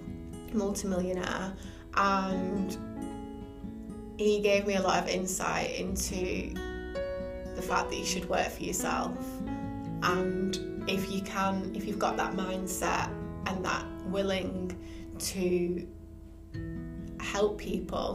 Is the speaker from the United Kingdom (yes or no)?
yes; Bolton, North West England, United Kingdom; my hometown of Bolton